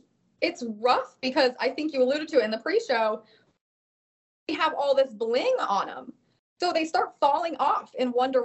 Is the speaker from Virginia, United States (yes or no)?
no; Cuyahoga Falls, Ohio, United States; moved away as an adult; now in New Bern, United States; I am originally from Cuyahoga Falls, Ohio, a tiny town. It's not tiny at all. Outside of Akron, Ohio, the land of LeBron James and the Cleveland Browns.